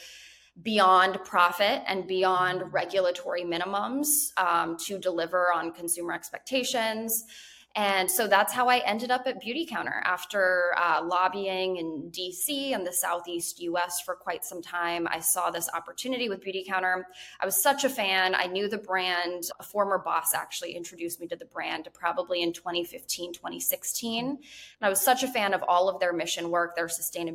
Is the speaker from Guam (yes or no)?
yes; Guam; I was actually born and raised on the U.S. territory of Guam